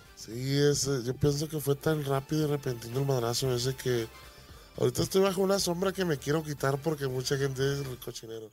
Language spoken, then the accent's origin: Spanish; Tomatlán, Jalisco, Mexico; moved away; also born or lived in United States